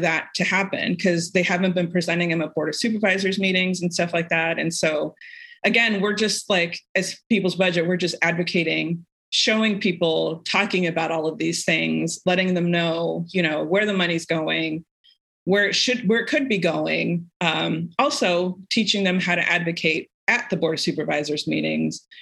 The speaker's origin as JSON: {"language": "English", "area": "Orange County", "region": "California", "country": "United States", "tie": "born or raised there", "said": "I grew up in Orange County around a lot of privilege"}